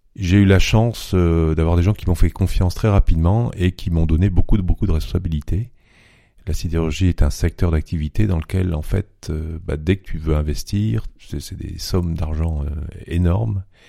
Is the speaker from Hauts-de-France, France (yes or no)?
yes; Vieux-Berquin, Hauts-de-France, France; accent: Ch'timi; moved away as an adult; also born or lived in Lille, France; now in Munich, Germany; Ch'timi. Donc, euh, je suis né dans le nord de la France, dans un petit village qui s'appelle Vieux-Berquin, près d'Asbrook